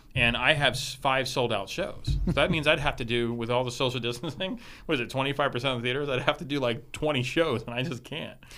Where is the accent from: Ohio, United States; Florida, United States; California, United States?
Florida, United States; Miami; growing up in Miami